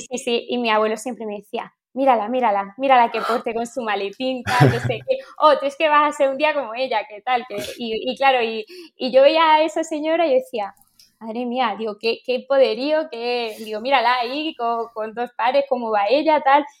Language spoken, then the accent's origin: Spanish; Berja, Andalusia, Spain; also born or lived in Madrid; de Berja, de mi pueblo